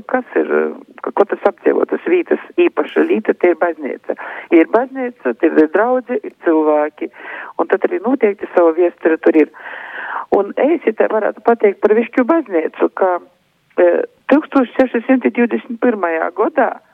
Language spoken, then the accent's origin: Latvian; Višķi, Augšdaugava Municipality, Latvia; also born or lived in Aglona / Daugavpils; es esmu dzimusi Aglilnā, bet visu mūžu dzīvoju Višķos.